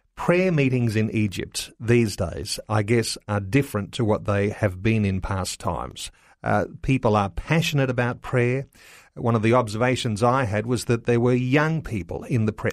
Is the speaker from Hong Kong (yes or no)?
no; Australia; as Australian Christian believers